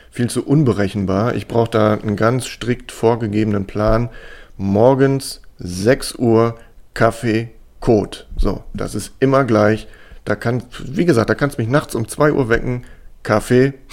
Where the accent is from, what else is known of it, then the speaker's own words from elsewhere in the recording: Hamburg, Germany; moved away; Ich war zum Beispiel jetzt am Wochenende fast wieder in meiner alten Heimat. Ach, wie schön. Ich war, Echt? Ja. Oh. Ich war übers Wochenende in Hamburg.